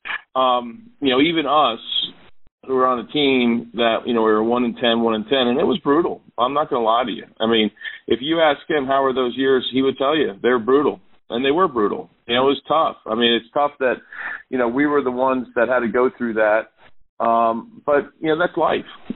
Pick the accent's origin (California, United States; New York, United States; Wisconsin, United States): New York, United States; moved away as an adult; I grew up in New York